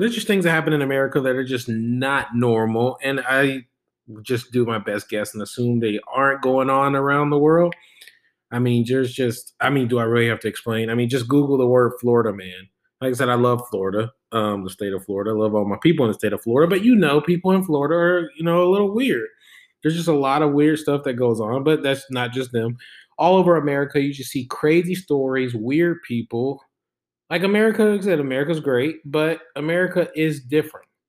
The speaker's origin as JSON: {"language": "English", "country": "Germany", "tie": "born or raised there", "said": "I was born in Germany"}